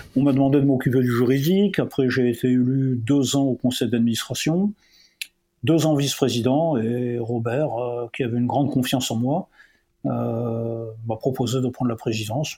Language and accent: French; Montpellier, Occitania, France; also born or lived in Orléansville (Chlef), Algeria / Oran, Algeria / Poitiers, France; moi, j'étais footballeur, c'était ma passion quand j'étais jeune, à Poitiers, à Montpellier